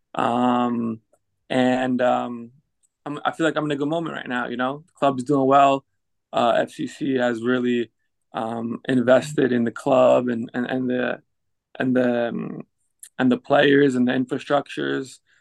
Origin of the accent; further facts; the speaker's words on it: United States; moved away as an adult; also born or lived in Netherlands / France / England / Belgium; now in Cincinnati, United States; playing for my hometown club